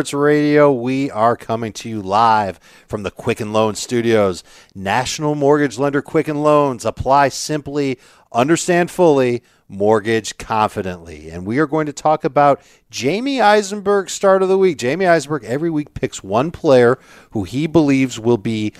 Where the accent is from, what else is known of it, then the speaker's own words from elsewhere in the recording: Chicago, Illinois, United States; now in South Florida, United States; I'm originally from Chicago, but I made my way to South Florida